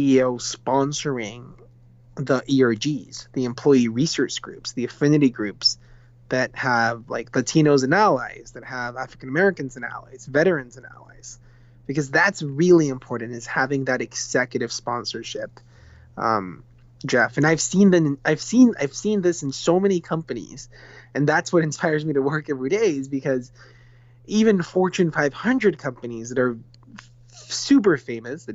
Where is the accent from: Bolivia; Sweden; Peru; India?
Peru; first language Spanish; English is a second language; moved away as an adult; now in San Francisco, United States; I'm from Peru, born and raised in Peru.